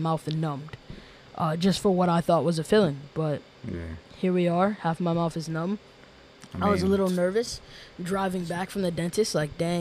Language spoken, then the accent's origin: English; New York City, New York, United States; moved away as an adult; now in Massachusetts, United States; I'm originally from New York City